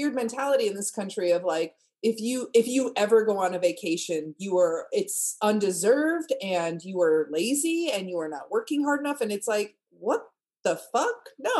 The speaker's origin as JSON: {"language": "English", "region": "Indiana", "country": "United States", "tie": "born or raised there", "said": "I grew up in Indiana."}